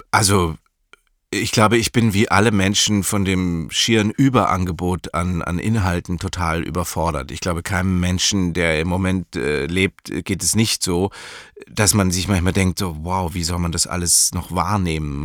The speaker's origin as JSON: {"language": "German", "town": "Munich", "region": "Bavaria", "country": "Germany", "tie": "born or raised there", "said": "Ich bin in München aufgewachsen"}